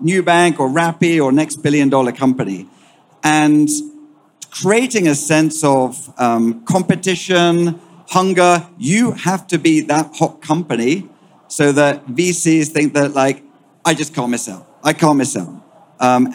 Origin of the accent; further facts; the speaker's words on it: United Kingdom; accent: British; moved away; also born or lived in United States; You can detect my accent, British by origin. So I spent half my life in Europe and half my life in the US.